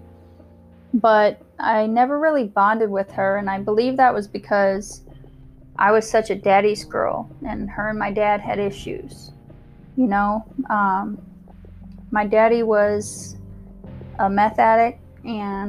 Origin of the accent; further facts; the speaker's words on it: Omaha, Nebraska, United States; So I was born in Omaha, Nebraska during 1984.